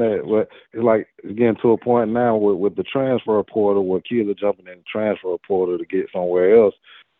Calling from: Tuscaloosa, Alabama, United States; I'm calling from Tuscaloosa.

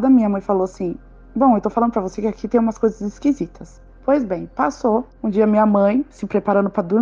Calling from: São Paulo, Brazil; sou de São Paulo, Zona Norte.

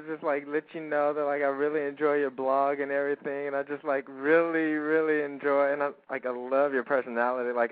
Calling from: Houston, Texas, United States; 21 in Houston.

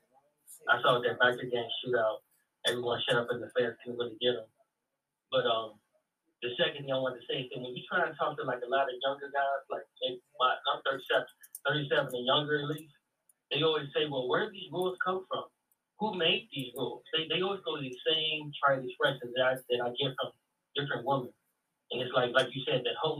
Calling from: Chicago, Illinois, United States; I'm calling from Chicago

